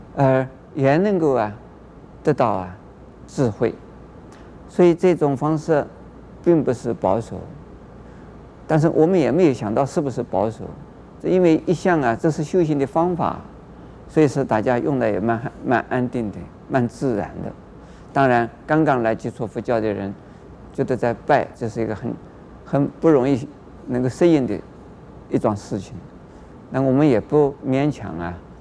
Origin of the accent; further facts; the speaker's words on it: China; 我们中国人